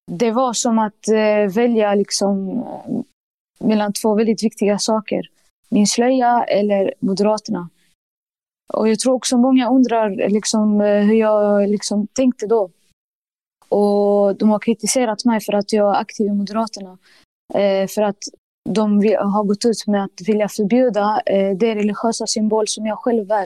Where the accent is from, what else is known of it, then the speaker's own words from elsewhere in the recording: Sweden; jag tänker att det allra viktigaste för mig är liksom eh, som svensk och muslim, det är liksom mitt inre säger att det viktigaste för dig är din tro.